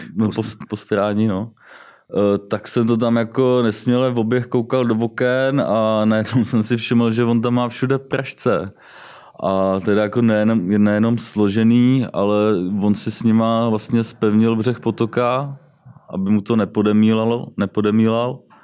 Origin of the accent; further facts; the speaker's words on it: Jihlava, Vysočina Region, Czechia; also born or lived in Třebíč; Jinak jsem z Jihlavy, jsem elektrikář